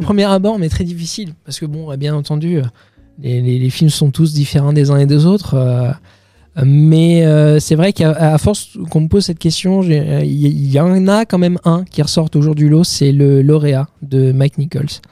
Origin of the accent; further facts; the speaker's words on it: Bayeux, Normandy, France; moved away as an adult; now in Paris, France; je suis originaire de Normandie, Bayeux, dans le Calvados. après mon bac, je suis venu sur Paris